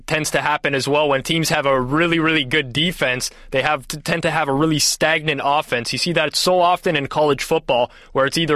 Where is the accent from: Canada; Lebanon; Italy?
Canada; my French almost came out there just being a Canadian